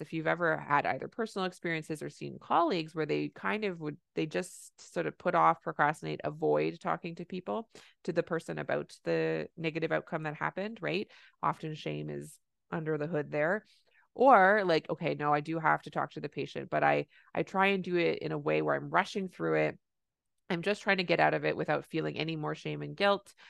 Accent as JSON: {"language": "English", "country": "Canada", "said": "I'm a Canadian family physician"}